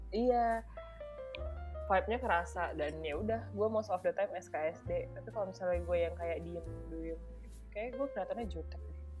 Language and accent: Indonesian; Medan, North Sumatra, Indonesia; moved away; saya orang Medan